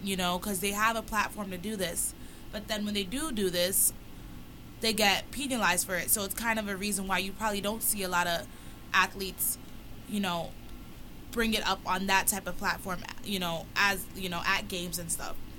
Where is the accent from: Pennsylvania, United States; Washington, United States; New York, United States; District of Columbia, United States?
New York, United States; New York City; I'm just an average girl from Brooklyn